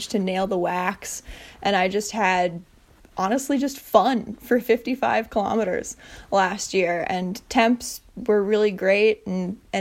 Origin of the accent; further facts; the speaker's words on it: Bayfield, Wisconsin, United States; now in Duluth, United States; I grew up born and raised from Bayfield, Wisconsin. So about as north as you can get in the state of Wisconsin, right next to Lake Superior.